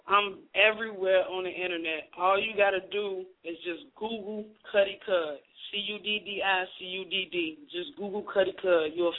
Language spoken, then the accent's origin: English; Chicago, Illinois, United States; I'm from Chicago, Illinois, Southside. Well, I'm from everywhere.